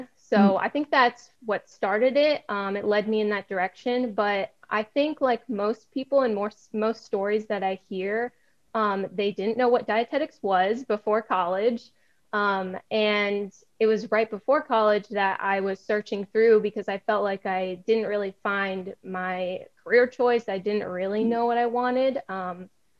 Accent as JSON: {"language": "English", "town": "Gilbertsville", "region": "Pennsylvania", "country": "United States", "tie": "born or raised there", "also_born_or_lived": "Ashland, Ohio", "said": "I am originally from Gilbertsville, Pennsylvania. That's where I grew up. I was born in Ashland, Ohio. We moved when I was super young"}